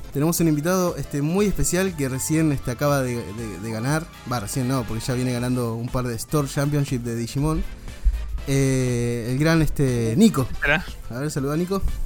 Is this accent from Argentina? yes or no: yes; La Plata, Buenos Aires Province, Argentina; la ciudad de La Plata, que es la ciudad de las Diagonales, donde nosotros eh, nacimos y crecimos